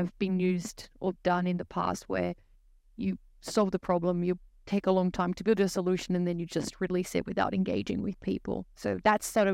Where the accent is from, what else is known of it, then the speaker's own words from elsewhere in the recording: Brazil; English is a second language; moved away as an adult; now in Hobart, Australia; I'm originally from Brazil, but I moved to Australia in 2016